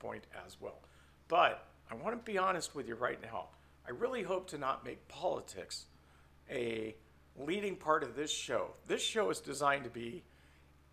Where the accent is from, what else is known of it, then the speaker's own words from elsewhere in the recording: San Francisco Bay Area, California, United States; in a family growing up in the Bay Area